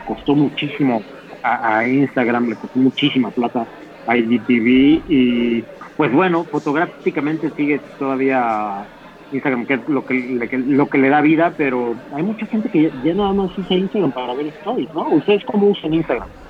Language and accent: Spanish; Mexico City, Mexico; como capitalino, como chilango